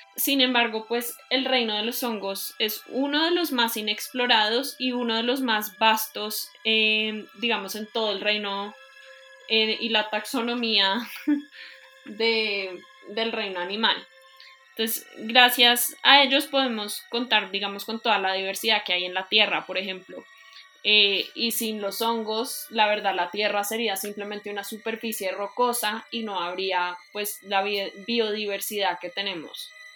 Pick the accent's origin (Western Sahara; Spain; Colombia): Colombia; Soy colombiana de ascendencia libanesa y soy politóloga